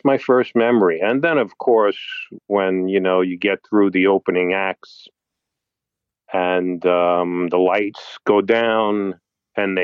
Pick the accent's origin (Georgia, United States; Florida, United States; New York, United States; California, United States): New York, United States; New York City; I'm from New York City and have been my whole life